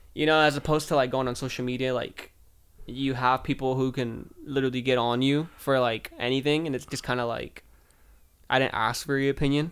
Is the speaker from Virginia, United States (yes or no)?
no; Southern California, United States; I'm from California, small town in Southern California